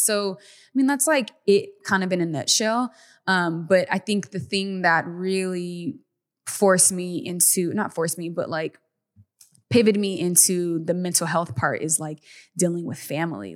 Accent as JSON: {"language": "English", "town": "Stockton", "region": "California", "country": "United States", "tie": "born or raised there", "said": "we grew up in in Stockton, California, a very small town"}